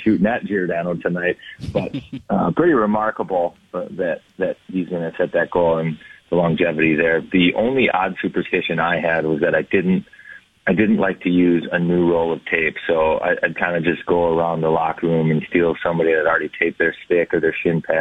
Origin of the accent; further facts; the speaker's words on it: Minnesota, United States; I'm from Minnesota